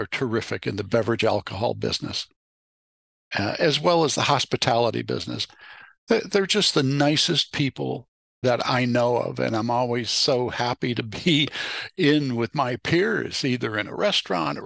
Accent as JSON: {"language": "English", "town": "Chicago", "region": "Illinois", "country": "United States", "tie": "born or raised there", "also_born_or_lived": "Berkeley, California / Santa Rosa, California", "moved": "as an adult", "said": "Growing up in Chicago"}